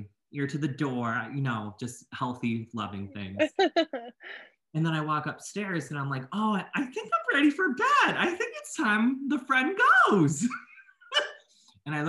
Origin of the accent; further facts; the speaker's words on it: Boston, Massachusetts, United States; moved away as an adult; now in Maine, United States; I usually live in Maine like year round, even though I'm from Boston